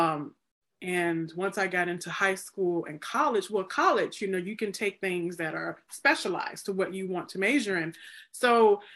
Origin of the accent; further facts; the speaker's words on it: Mississippi, United States; I'm from Mississippi. So look, it's my home state.